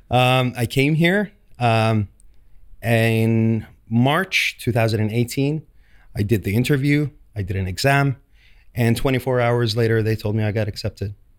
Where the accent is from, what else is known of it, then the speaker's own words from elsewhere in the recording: Saudi Arabia; moved away as an adult; now in London, United Kingdom; I'm from Saudi Arabia. Um, I was trained back in Saudi Arabia